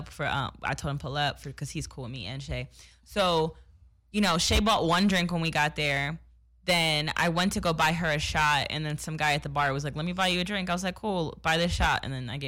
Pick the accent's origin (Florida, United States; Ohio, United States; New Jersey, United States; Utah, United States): New Jersey, United States; I'm from New Jersey